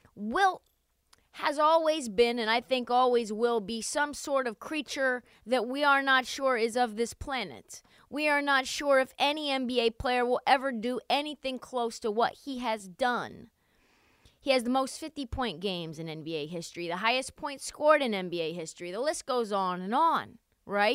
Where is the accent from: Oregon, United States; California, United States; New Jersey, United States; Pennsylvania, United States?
Oregon, United States; Portland; my hometown, Portland, Oregon